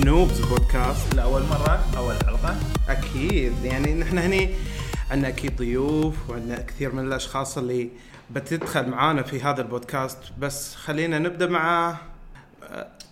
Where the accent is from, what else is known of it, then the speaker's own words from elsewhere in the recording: Al Ain, Abu Dhabi, United Arab Emirates; عندنا المول في في العين